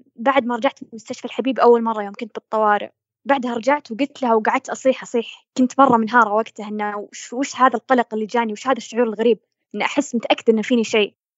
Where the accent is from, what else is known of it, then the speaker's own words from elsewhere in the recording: Saudi Arabia; عندنا بالسعودية